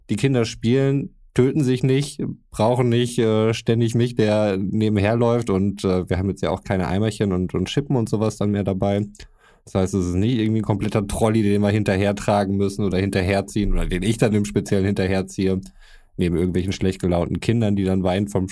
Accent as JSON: {"language": "German", "country": "Croatia", "said": "mein, mein Bruder war in Kroatien, meiner alten Heimat."}